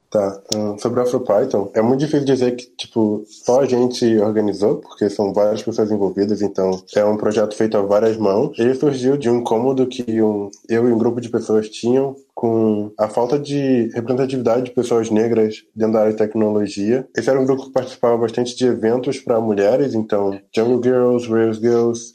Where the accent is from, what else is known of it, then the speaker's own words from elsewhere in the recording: Rio de Janeiro, Brazil; accent: chiado; moved away as an adult; now in Porto Alegre, Brazil; sou carioca, então falo chiado.